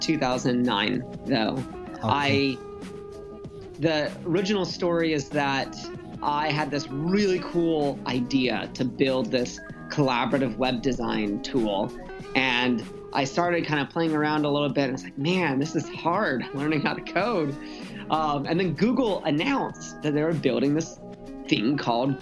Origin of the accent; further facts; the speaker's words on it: San Diego, California, United States; also born or lived in Los Angeles / Utah; now in San Francisco, United States; I grew up in San Diego